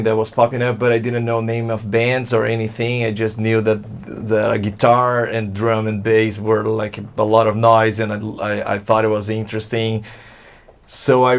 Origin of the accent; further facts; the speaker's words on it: Santo André, São Paulo, Brazil; first language Portuguese; English is a second language; moved away as an adult; now in Louisiana, United States; the city is actually Santo André, is nearby São Paulo